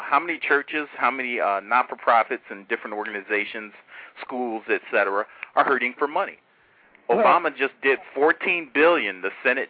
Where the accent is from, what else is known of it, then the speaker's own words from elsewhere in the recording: Chicago, Illinois, United States; I grew up in Chicago, man, Southside.